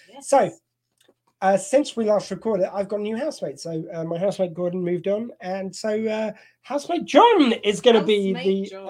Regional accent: United Kingdom; See, we're working clean, but we're British, so we can use innuendo.

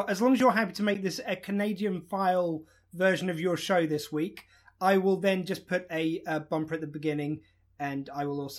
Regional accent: United Kingdom

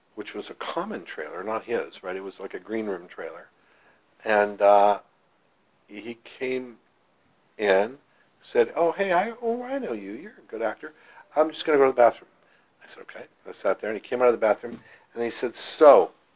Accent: Ottawa, Ontario, Canada; also born or lived in Toronto; I was an actor in my hometown of Ottawa, and then in Toronto as a young actor.

